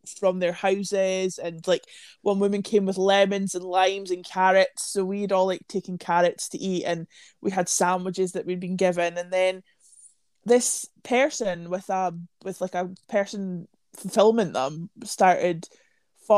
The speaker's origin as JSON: {"language": "English", "region": "Scotland", "country": "United Kingdom", "said": "where are you guys from? And we were like, Scotland."}